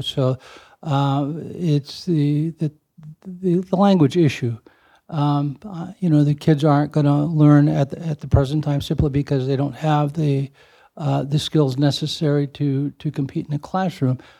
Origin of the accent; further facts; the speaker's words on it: East Chicago, Indiana, United States; as a child growing up in East Chicago and going through the, the, um, school system there